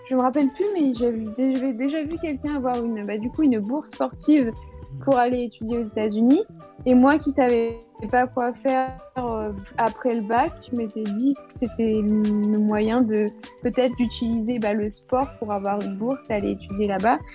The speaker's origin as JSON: {"language": "French", "region": "Île-de-France", "country": "France", "tie": "born or raised there", "also_born_or_lived": "United States", "moved": "as an adult", "said": "j'ai grandi en France, bah, en île de france"}